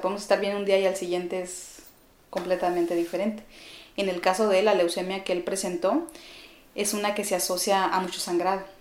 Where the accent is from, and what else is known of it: Chihuahua, Mexico; born or raised there; moved away as an adult; also born or lived in Ciudad Juárez, Chihuahua; now in Mexico City, Mexico